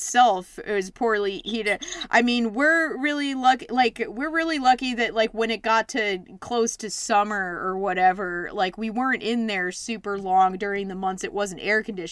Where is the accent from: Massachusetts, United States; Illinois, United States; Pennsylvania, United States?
Pennsylvania, United States; Philadelphia; I'm from Philly